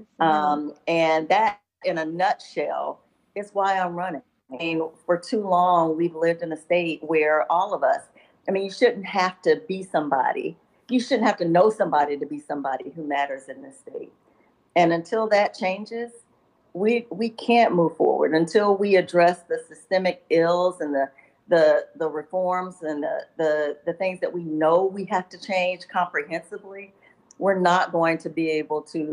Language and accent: English; Bennettsville, South Carolina, United States; moved away as an adult; also born or lived in Columbia, South Carolina; I was born and raised in Bennettsville